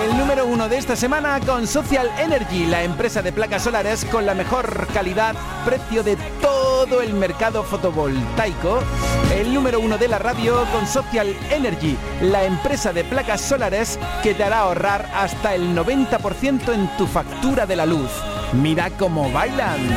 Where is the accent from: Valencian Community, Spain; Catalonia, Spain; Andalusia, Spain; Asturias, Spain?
Andalusia, Spain; Seville; Pues soy de Sevilla Este.